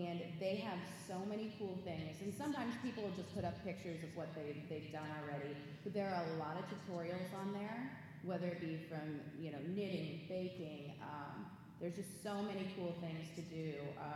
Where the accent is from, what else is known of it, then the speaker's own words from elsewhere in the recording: St. Louis, Missouri, United States; I'm from St. Louis